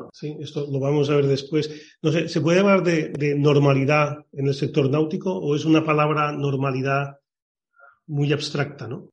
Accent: Palamós, Catalonia, Spain; also born or lived in Barcelona; now in Jerez de la Frontera, Spain; nací en Palamos y bueno, y soy de Palamos

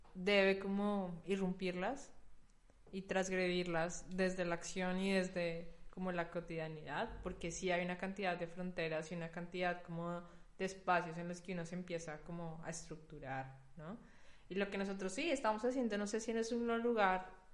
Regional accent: Colombia; moved away as an adult; also born or lived in Germany; now in Berlin, Germany; he sido en Colombia

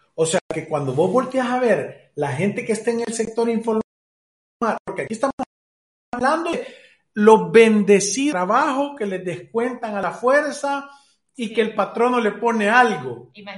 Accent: El Salvador; Somos del Salvador

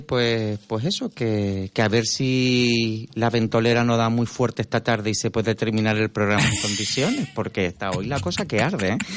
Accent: Canary Islands, Spain; nosotros mismos como canarios

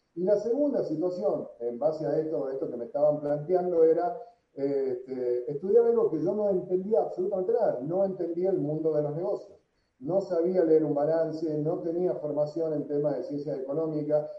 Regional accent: San Miguel de Tucumán, Tucumán, Argentina; moved away as an adult; also born or lived in Miami, United States / Madrid, Spain; nací en Tucumán, hace 45 años, tengo 45 años

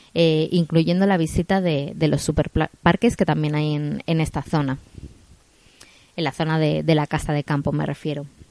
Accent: Madrid, Community of Madrid, Spain; moved away; tanto José como yo somos de Madrid, eh, aunque ahora no, no, vivamos, no vivamos allí

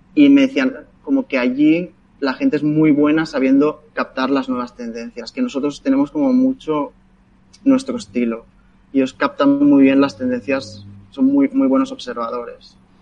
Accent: Sabadell, Catalonia, Spain; soy de Sabadell

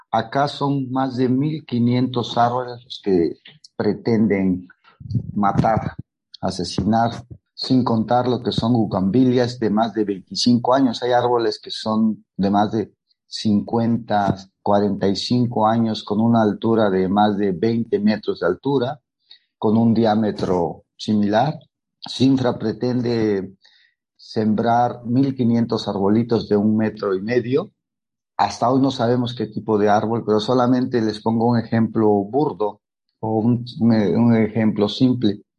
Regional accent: Oaxaca de Juárez, Oaxaca, Mexico; soy artista plástico y soy nacido y creado en el Centro Histórico de Oaxaca, de Juárez.

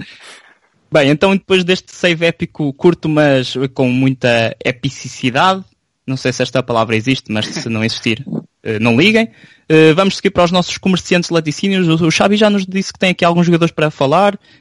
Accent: São João da Pesqueira, Norte, Portugal; Nós somos São João da Pesqueira

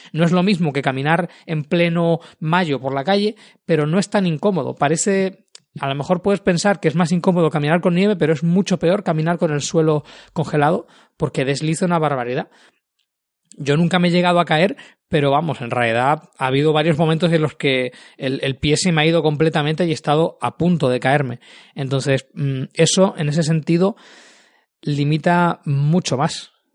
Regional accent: Canary Islands, Spain; now in Tallinn, Estonia; yo que vengo precisamente de las Islas Canarias

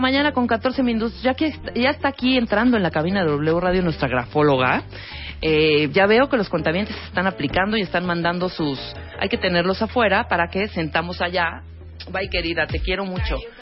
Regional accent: Chiapas, Mexico; En mi pueblo, yo soy de Chiapas

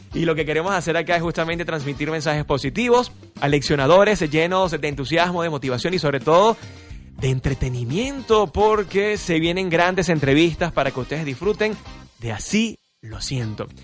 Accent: Venezuela; nosotros como venezolanos

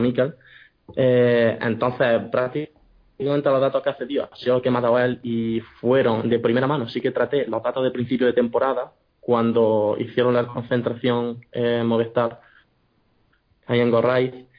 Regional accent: Jaén, Andalusia, Spain; moved away as an adult; also born or lived in Granada / Murcia; soy un chico de Jaén

